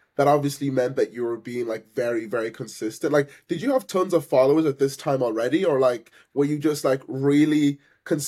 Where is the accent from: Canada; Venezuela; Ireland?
Ireland; Cavan, Ulster; we're from Cavan ourselves